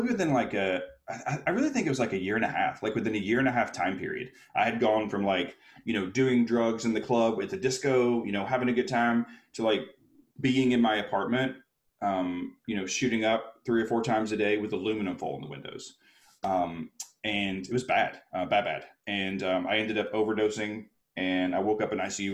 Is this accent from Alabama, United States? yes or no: yes; Alabama, United States; moved away; also born or lived in New York City; I was a little kid from Alabama who got his dream. I moved to New York City to be a performer